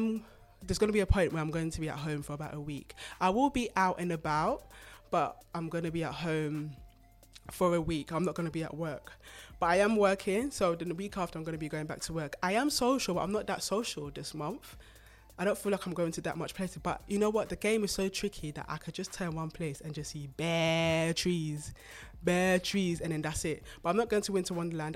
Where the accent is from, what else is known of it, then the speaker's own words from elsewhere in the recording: Ghana; I'm Ghanaian